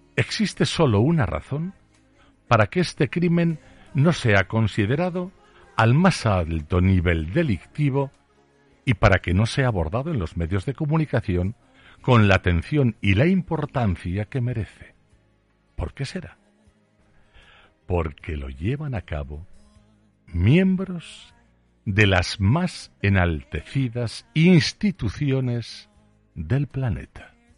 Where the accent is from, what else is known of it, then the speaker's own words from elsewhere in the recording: Aragon, Spain; solo soy un zapatero aragonés